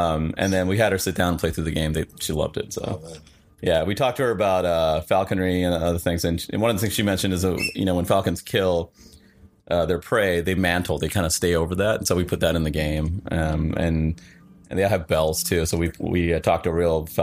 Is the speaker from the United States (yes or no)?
no; Sri Lanka; I grew up in Sri Lanka, which was a British colony for 150 years.